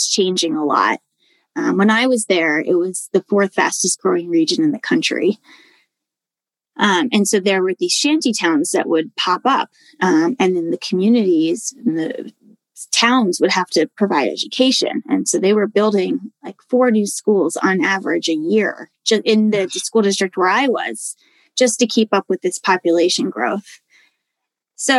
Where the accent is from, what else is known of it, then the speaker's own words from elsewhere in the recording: D.C., Maryland suburbs of Washington, United States; moved away as an adult; also born or lived in Madison, Wisconsin / Edinburg, Texas; I'm from Washington, D.C., and grew up just outside in the Maryland suburbs